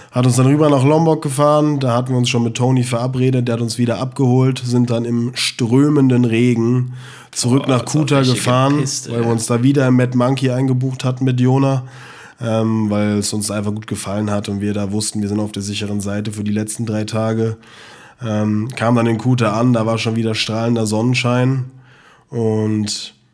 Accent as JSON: {"language": "German", "country": "Germany", "said": "yeah, no worries, ich bin Deutscher."}